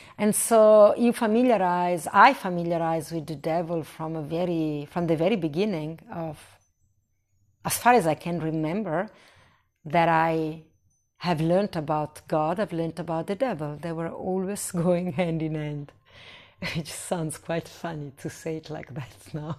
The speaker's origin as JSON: {"language": "English", "country": "Italy", "tie": "born or raised there", "moved": "yes", "said": "I was born in Italy"}